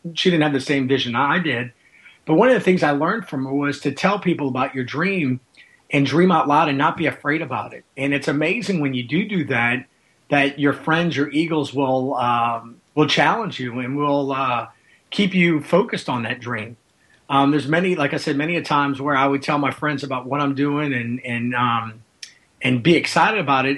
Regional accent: Louisiana, United States; I grew up here with in Louisiana

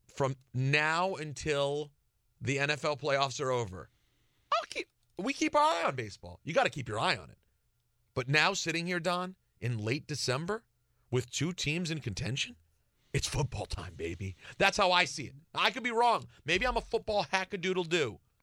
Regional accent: Washington, District of Columbia, United States; moved away; back in my hometown

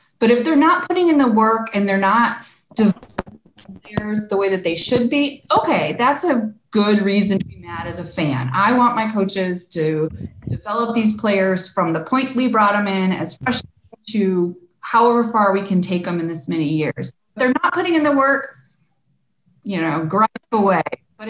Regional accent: Michigan, United States; He came from Western Michigan, which was my hometown.

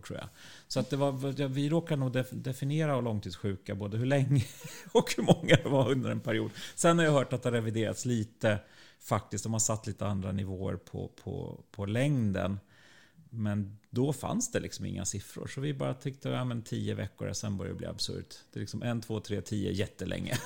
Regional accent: Sweden; vi som svenskar

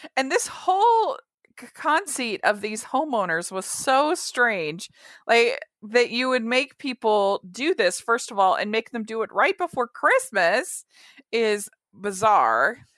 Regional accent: Maryland, United States; moved away; also born or lived in Utah; I grew up in Maryland

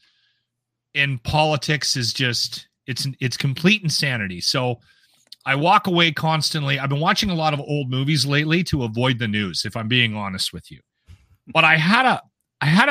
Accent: Alberta, Canada; we're from Alberta

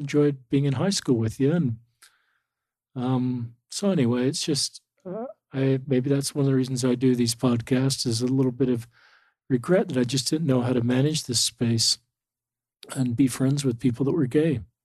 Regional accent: Salt Lake City, Utah, United States; I grew up in Salt Lake City

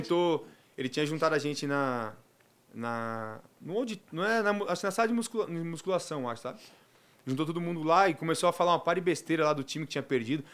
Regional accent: Mooca, São Paulo, Brazil; Terror da Moca, que é lá do meu bairro, né, de onde eu nasci e fui criado

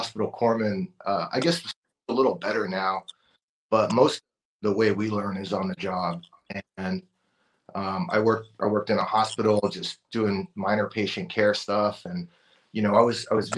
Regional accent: Oxnard, California, United States; I grew up in Oxnard, California in the 90s

